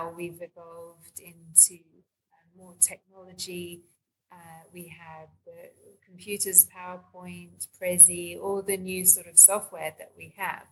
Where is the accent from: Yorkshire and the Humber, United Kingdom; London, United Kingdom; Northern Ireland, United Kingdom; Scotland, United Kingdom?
London, United Kingdom; moved away as an adult; now in Australia; I grew up in London and moved to Australia in 2002